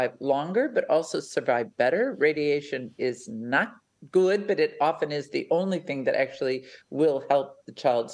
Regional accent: United States; accent: American; now in Australia; You can tell my accent, we're an American family

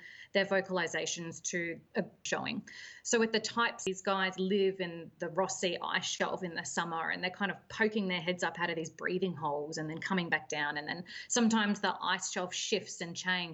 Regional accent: Melbourne, Victoria, Australia; moved away as an adult; also born or lived in Western Australia; I originally grew up in Melbourne on Port Phillip Bay

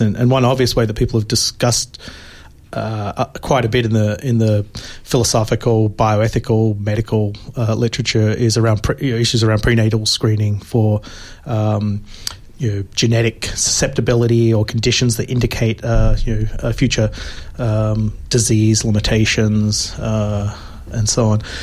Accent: Australia; moved away; I'm originally from Australia

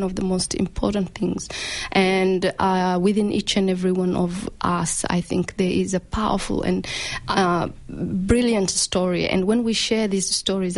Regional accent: Malindi, Kilifi County, Kenya; now in Australia; I grew up in a small town called Malindi. And and that's my hometown in Kenya

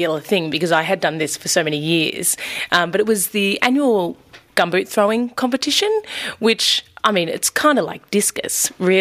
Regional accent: Blackwood, Victoria, Australia; I grew up in Blackwood, a small country town in Victoria

